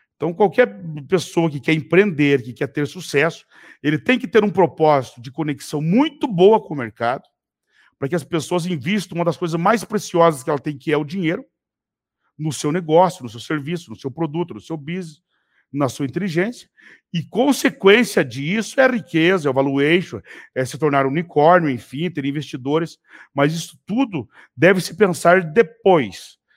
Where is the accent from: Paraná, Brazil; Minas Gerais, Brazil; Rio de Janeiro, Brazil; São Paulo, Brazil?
Paraná, Brazil; Telêmaco Borba; quando eu era menino, eu morava em Telemaco Borba, morava com a minha tia, morava de favor na casa dela, inclusive, logo que eu fui embora da fazenda.